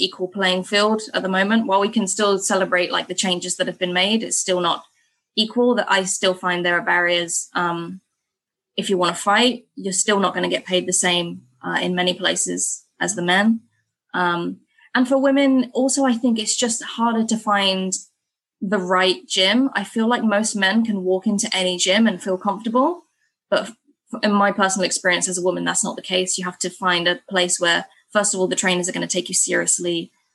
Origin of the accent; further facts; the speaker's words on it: England, United Kingdom; moved away as an adult; now in Bangkok, Thailand; me as an English person